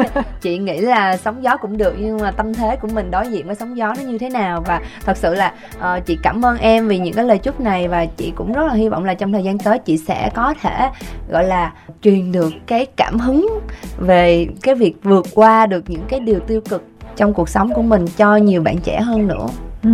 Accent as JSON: {"language": "Vietnamese", "region": "Kien Giang", "country": "Vietnam", "tie": "born or raised there", "said": "Chị cũng là quê Kiên Giang nè. Quê nội quê ngoại của chị là ở Kiên Giang đó"}